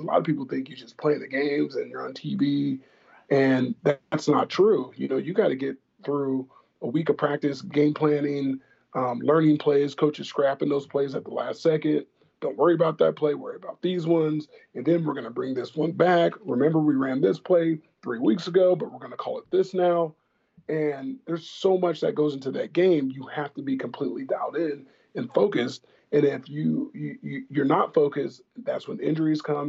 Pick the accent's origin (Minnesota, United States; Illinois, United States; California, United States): California, United States; Tustin; I'm currently starting a flag football league in my hometown in Orange County, California. Uh, my hometown is Tustin